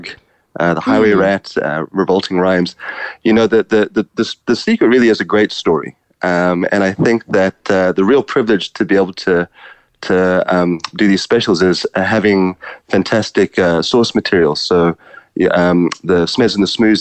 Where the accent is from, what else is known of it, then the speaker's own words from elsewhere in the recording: South Africa; growing up in South Africa, I'm from a mixed race family myself